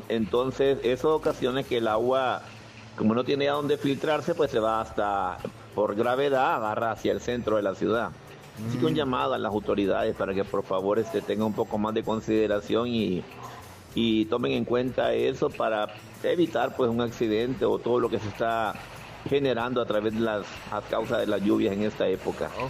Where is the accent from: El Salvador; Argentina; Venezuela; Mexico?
El Salvador; Santa Ana; yo soy de Santa Ana